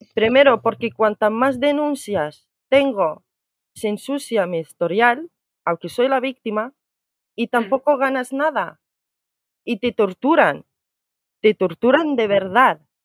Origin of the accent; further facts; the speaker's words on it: Morocco; now in Spain; te digo marroquí